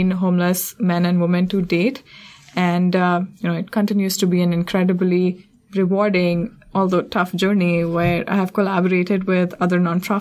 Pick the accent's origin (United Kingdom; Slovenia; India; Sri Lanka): India; moved away as an adult; also born or lived in Providence, Rhode Island; now in Washington, D.C., United States; I grew up in India in an upper middle class family